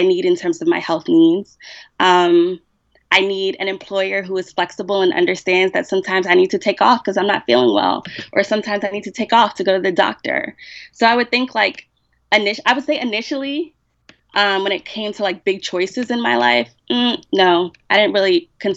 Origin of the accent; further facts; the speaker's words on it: United States; I'm Black American